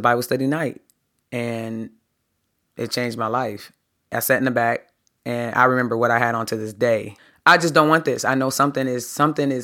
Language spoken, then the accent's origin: English; Harrisburg, Pennsylvania, United States; I grew up in Harrisburg, Pennsylvania.